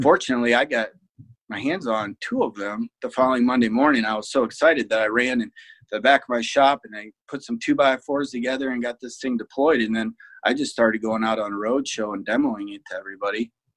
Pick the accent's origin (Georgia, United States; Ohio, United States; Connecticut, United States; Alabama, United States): Ohio, United States; Fremont; also born or lived in Toledo, Ohio; so I'm from Fremont, Ohio. Went to uh, Fremont St. Joe. Uh, graduated in '99